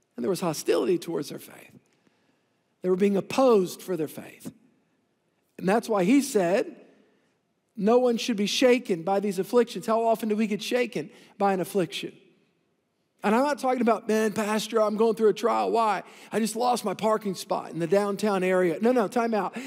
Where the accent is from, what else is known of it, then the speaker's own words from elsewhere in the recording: New Orleans, Louisiana, United States; I came from the South Shore in the Greater New Orleans region